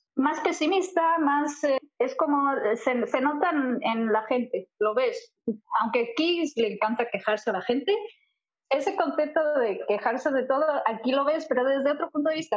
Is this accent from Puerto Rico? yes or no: no; Seville, Andalusia, Spain; moved away as an adult; also born or lived in Madrid / New York / London; now in Montreal, Canada; nacida en Madrid, pero criada en el sur, en Sevilla